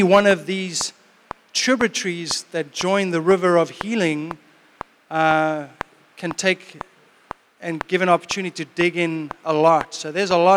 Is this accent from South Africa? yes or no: yes; South Africa; moved away; I grew up in South Africa in the 70s and 80s. And 90s.